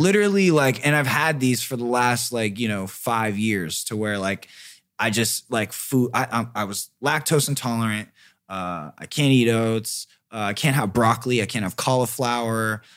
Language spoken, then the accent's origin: English; Riverside, California, United States; now in Los Angeles, United States; I grew up in Riverside, and it was Orange Groves